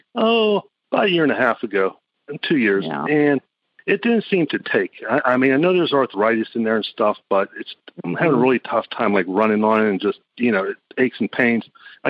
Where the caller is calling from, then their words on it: Pittsburgh, Pennsylvania, United States; I'm calling from Pittsburgh, Pennsylvania.